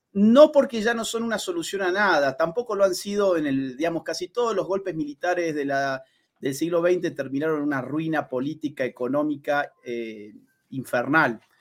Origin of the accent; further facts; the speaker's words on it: Argentina; como por ejemplo el mío, Argentina, nosotros somos vecinos de Chile